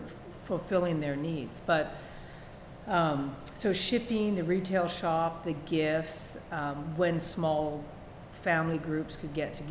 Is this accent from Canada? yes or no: yes; Canada; accent: Canadian; also born or lived in Washington State; now in United States; I'm Canadian. I don't know if you can hear that in my accent